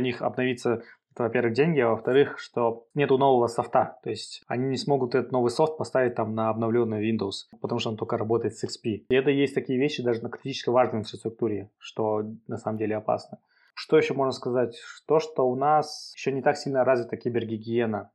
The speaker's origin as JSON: {"language": "Russian", "country": "Kazakhstan", "said": "тяжело с Казахстана э, продавать развивать cybersecurity"}